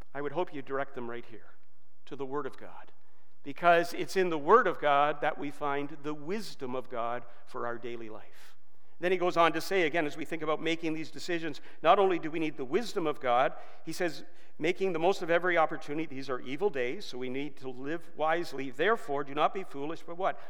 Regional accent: Georgetown, Ontario, Canada; also born or lived in England / Brampton; my parents were able to scrape down a down payment of $1,000 to buy a $21,000 brand new house in Georgetown

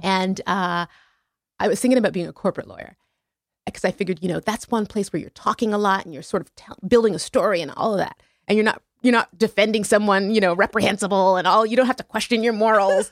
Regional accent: Montreal, Quebec, Canada; my hometown in Montreal.

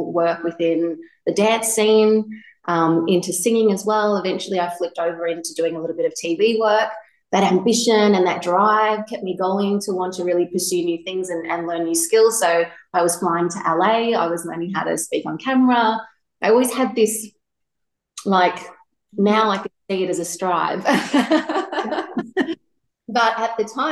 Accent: Gippsland, Victoria, Australia; also born or lived in Melbourne; I grew up here in Gippsland

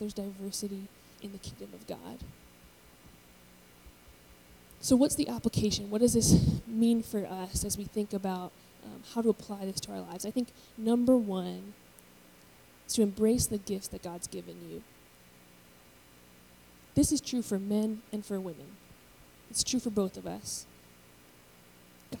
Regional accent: United States; I was born in America

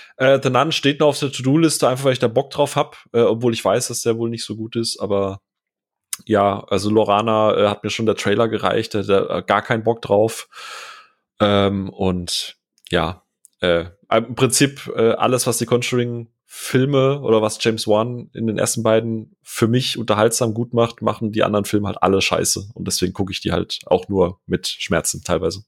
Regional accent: Rheinstetten, Baden-Württemberg, Germany; moved away; also born or lived in Bavaria; da wachse ich in, in Rheinstetten Mörsch auf

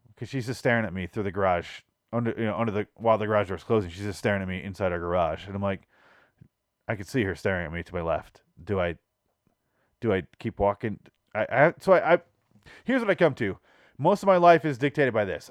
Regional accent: Michigan, United States; now in Phoenix, United States; I grew up in Michigan

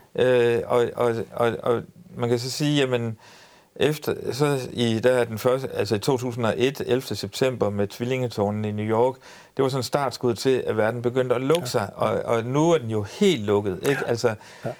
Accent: Ry, Central Denmark Region, Denmark; jeg er født på Ry Højskole

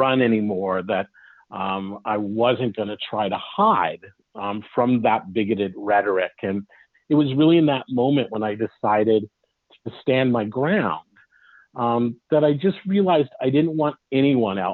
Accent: Los Angeles, California, United States; also born or lived in Long Beach, California; now in Oregon, United States; I grew up in Los Angeles, and I grew up at a time that desegregation was beginning to come into play.

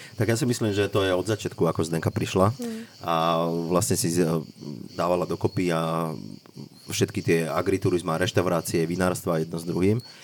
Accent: Slatina nad Bebravou, Trenčín Region, Slovakia; moved away as an adult; now in Tuscany, Italy; ja som vyrastal na vidieku, pochádzam z malej dedinky od Trenčina, medzi Trenčinom a Banocami nad Bebravou, Slatina nad Bebravou, veľmi krásna malá dedinka

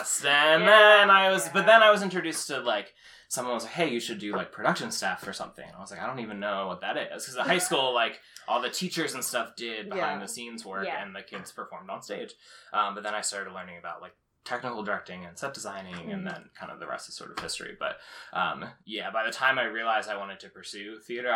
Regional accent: Haddon Township, New Jersey, United States; I'm from South Jersey. I grew up in Haddon Township, went to high school there

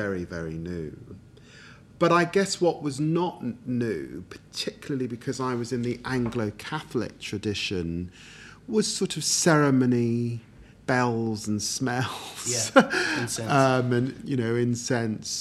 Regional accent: London, United Kingdom; also born or lived in Peterborough; born and raised in Tottenham

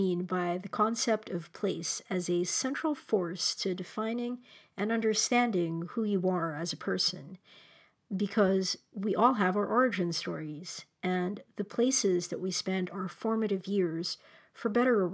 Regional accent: Manila, Metro Manila, Philippines; moved away; this burger joint called Tropical Hut in my hometown in Manila

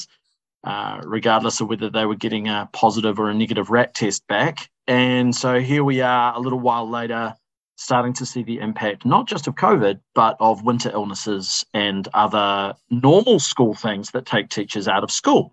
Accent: Wellington, New Zealand; I'm not born and raised in The Hut, but born and raised in Wellington

